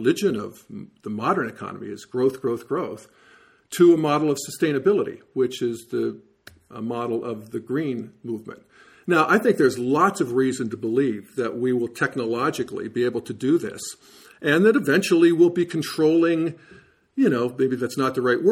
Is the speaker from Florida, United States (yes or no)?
no; Western Pennsylvania, United States; moved away as an adult; also born or lived in Youngstown, Ohio; I remember growing up in Western Pennsylvania with the steel mills and coal mines